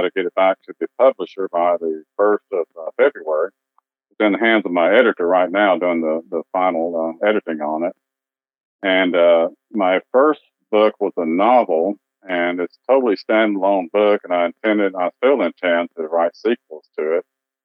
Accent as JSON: {"language": "English", "town": "Dallas", "region": "Texas", "country": "United States", "tie": "born or raised there", "also_born_or_lived": "Tyler, Texas", "said": "I grew up in Dallas. I grew up in the Oak Cliff section of Dallas"}